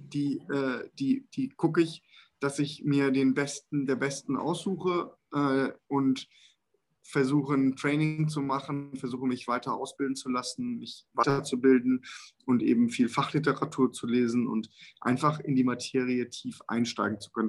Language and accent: German; Germany; wir sind als Deutsche ja eine, eine Ingenieursnation